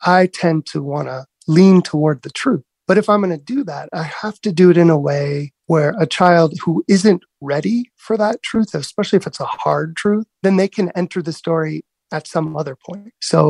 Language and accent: English; National City, California, United States; also born or lived in Cardiff by the Sea; now in New York City, United States; growing up in National City and then Cardiff by the Sea, moving to New York City, Brooklyn.